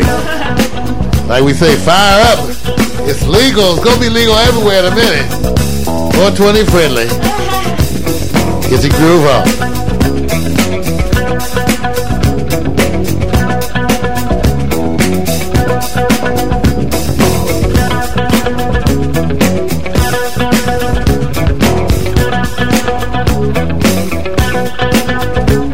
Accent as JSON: {"language": "English", "region": "California", "country": "United States", "said": "I'm from California"}